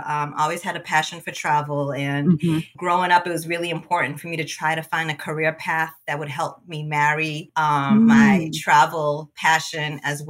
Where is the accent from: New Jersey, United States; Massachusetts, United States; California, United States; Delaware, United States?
Massachusetts, United States; moved away as an adult; also born or lived in Angola / Cape Verde; now in Maryland, United States; there's a huge Cape Verdean diaspora population in the U.S., particularly in New England, and that's where I grew up, in Massachusetts.